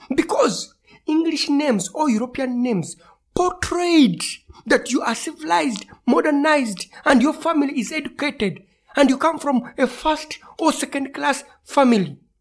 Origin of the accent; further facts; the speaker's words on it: Kampala, Central Region, Uganda; Growing up in Uganda, in the capital city of Kampala